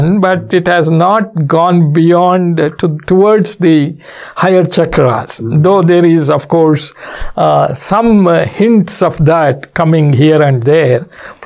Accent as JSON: {"language": "English", "town": "Mysore", "region": "Karnataka", "country": "India", "said": "1990, when I came from Mysore to San Francisco, that is my first visit outside the country."}